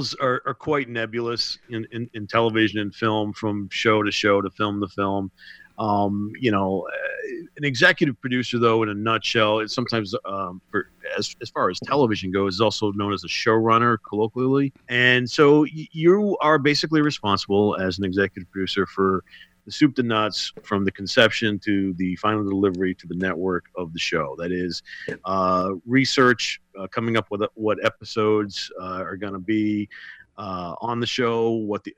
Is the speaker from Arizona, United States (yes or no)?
no; Boston, Massachusetts, United States; moved away as an adult; now in Los Angeles, United States; I'm originally from Boston, so I still retain that. I mean, right. I'm a total Boston dude.